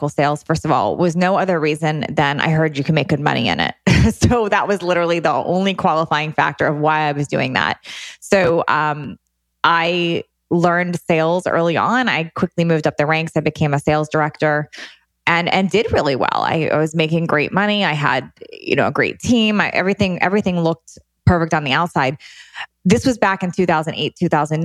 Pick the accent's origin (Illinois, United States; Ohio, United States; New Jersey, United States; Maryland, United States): Maryland, United States; D.C.; now in West Coast, United States; I grew up outside of Washington, D.C.